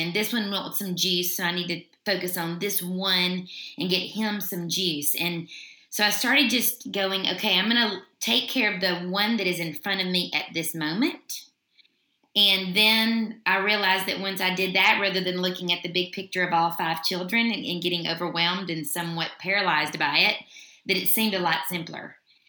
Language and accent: English; Mississippi, United States; now in Middle Tennessee, United States; I am originally from Mississippi. But I've lived in Middle Tennessee most of my life